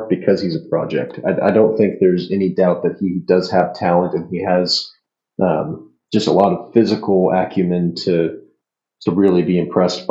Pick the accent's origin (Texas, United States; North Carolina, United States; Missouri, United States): Texas, United States; Fort Worth; we're both from the Fort Worth area